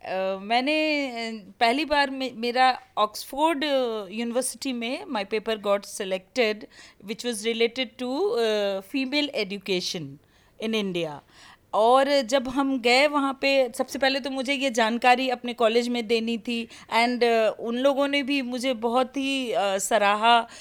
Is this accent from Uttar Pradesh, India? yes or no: no; Bihar, India; मैं बिहार से आती हूँ